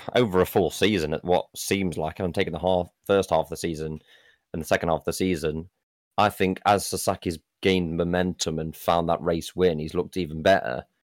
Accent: United Kingdom; being a Brit

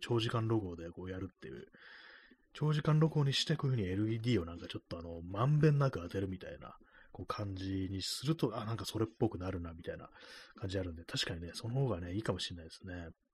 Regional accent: Tokyo, Japan; 東京出身のこう人間

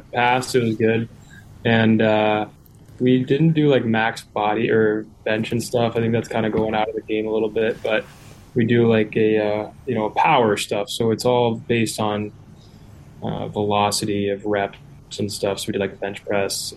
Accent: Alaska, United States; moved away as an adult; also born or lived in Maine; I was from Alaska, small town

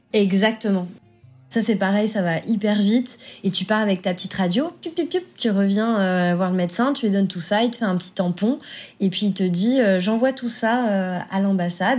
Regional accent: France; je suis française.

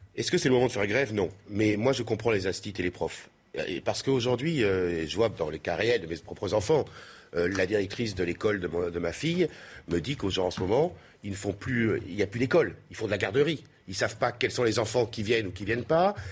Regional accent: Marseille, Provence-Alpes-Côte d'Azur, France; je viens de Marseille

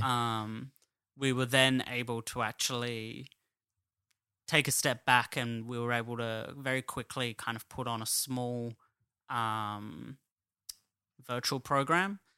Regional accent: Adelaide, South Australia, Australia; moved away as an adult; now in Sydney, Australia

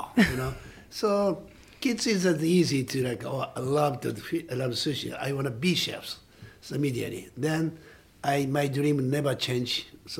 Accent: Saitama, Japan; English is a second language; in Japan, I was born in Saitama, and a little bit north of the Tokyo.

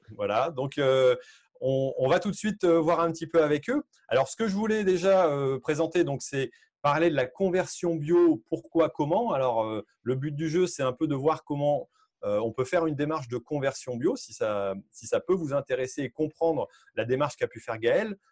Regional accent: Hauts-de-France, France; chez, nous, chez nous, euh, dans les Hauts-de-France

